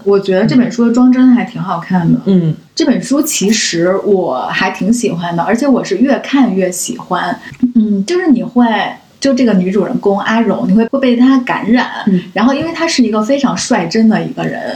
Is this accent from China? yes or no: yes; China; 我们中国人